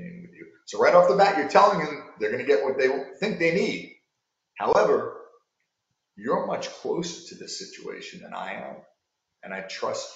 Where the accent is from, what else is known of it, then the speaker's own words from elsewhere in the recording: New York, United States; I'm from New York and I talk fast